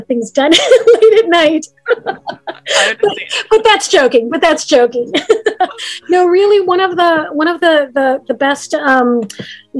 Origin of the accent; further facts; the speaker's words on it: Chicago, Illinois, United States; Chicago. I am an American. I was born in the States